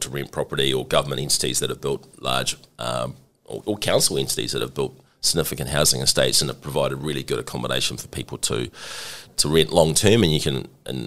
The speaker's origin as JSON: {"language": "English", "region": "Hawke's Bay", "country": "New Zealand", "tie": "born or raised there", "also_born_or_lived": "Canterbury / Wellington / London / Mumbai", "moved": "yes", "lives_now": "Auckland, New Zealand", "said": "I'm a Kiwi, born in Hawke's Bay, the mighty Hawke's Bay"}